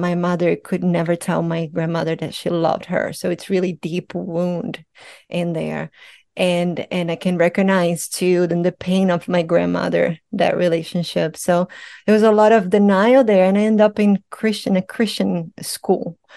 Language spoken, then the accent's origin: English; Brazil; moved away; I'm Brazilian, I'm from Brazil